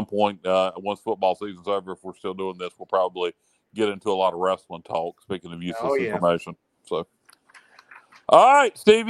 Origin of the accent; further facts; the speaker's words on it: Williamston, North Carolina, United States; I grew up in Williamson.